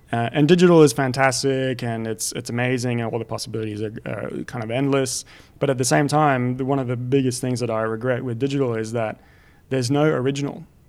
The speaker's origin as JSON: {"language": "English", "country": "France", "tie": "born or raised there", "moved": "yes", "said": "growing up in France"}